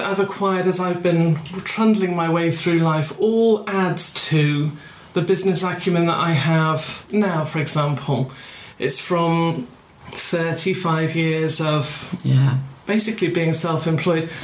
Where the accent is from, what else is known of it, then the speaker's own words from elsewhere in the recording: Fife, Scotland, United Kingdom; where I grew up was in Fife in Scotland